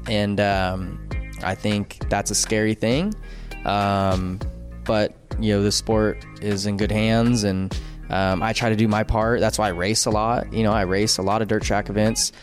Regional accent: California, United States; growing up in California

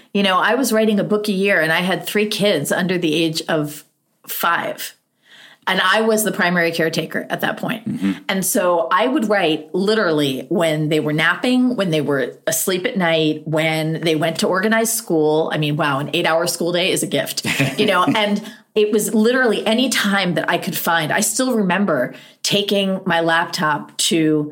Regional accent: United States; also born or lived in near Dartmouth, New Hampshire; as an American

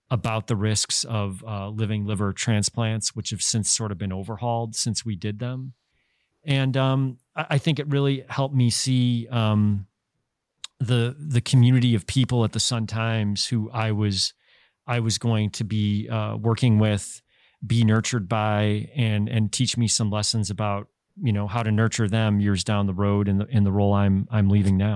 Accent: Alsip, Illinois, United States; also born or lived in Chicago; folks I grew up with in Alsip

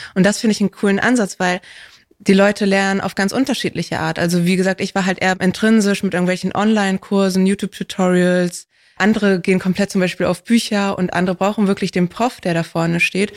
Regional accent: Hamburg, Germany; ich bin in Hamburg aufgewachsen

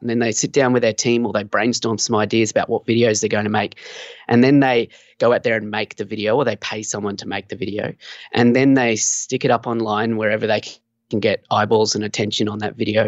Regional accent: Australia; also born or lived in Sunshine Coast, Queensland; I'm from Australia. So, yeah, down here on the Sunshine Coast, beautiful in Queensland, Australia

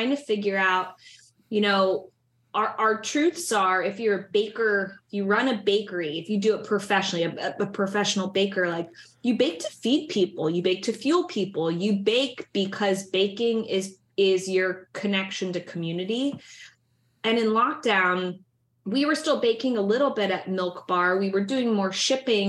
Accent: Midwest, United States; now in New York, United States; I grew up in the Midwest and in the suburbs.

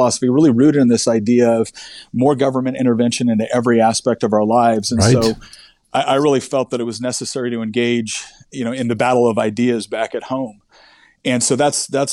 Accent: Northern California, United States; now in Virginia, United States; I was born and raised in Northern California.

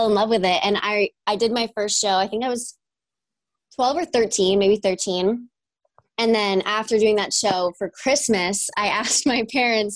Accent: New York, United States; I'm from New York. I grew up in a little small town

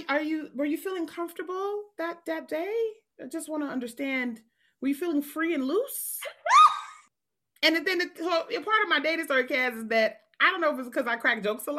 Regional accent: New York City, New York, United States; I grew up in New York City

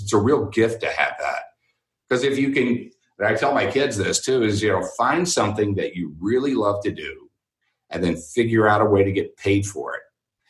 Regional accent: Houston, Texas, United States; University of Houston, and I went there because I grew up in Houston

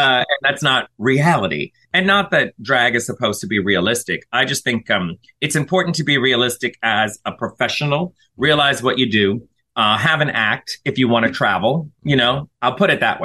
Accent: the South, United States; I'm from the South

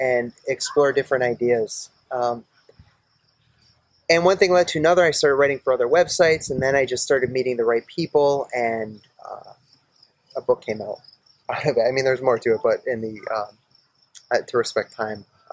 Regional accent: East Haddam, Connecticut, United States; also born or lived in Maine / Milford; I was born in Maine, and I grew up in Milford and East Haddam

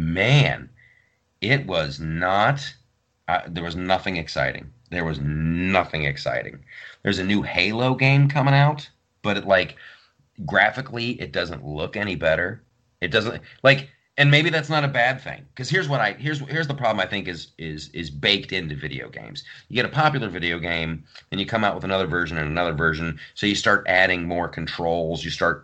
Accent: Southern Ohio, United States; accent: Southern Ohio; moved away; also born or lived in Columbus, Ohio; a late 90s me with my Southern Ohio accent.

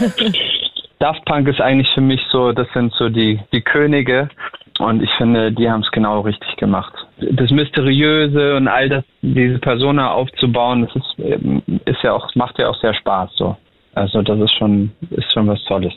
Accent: Germany; accent: Hochdeutsch; moved away; also born or lived in Vienna, Austria; zurückzugehen, da wo ich herkomme

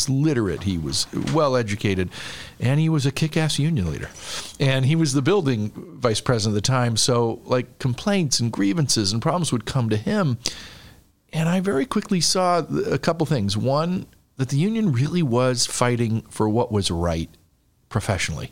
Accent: Detroit, Michigan, United States; moved away as an adult; now in Chicago, United States; I'm from Detroit originally and went to University of Michigan and came here in like 1988 with a bunch of friends

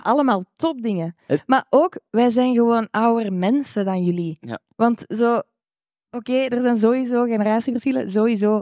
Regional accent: Rotselaar, Flanders, Belgium; ik van Rotselaar ben, wat heel dicht bij aardschot ligt

